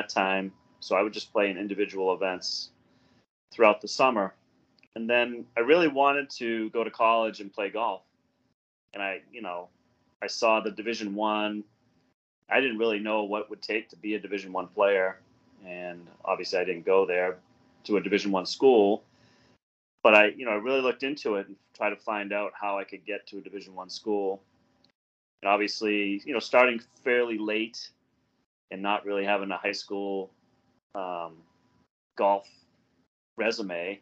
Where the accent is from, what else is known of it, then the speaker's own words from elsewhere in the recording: Norwell, Massachusetts, United States; I grew up in Norwell, which is a suburb of Boston, about 20 miles southeast of Boston